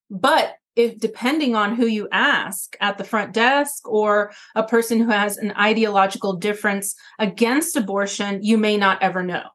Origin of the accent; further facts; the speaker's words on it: Atlanta, Georgia, United States; now in Bronx, United States; growing up in the South in Atlanta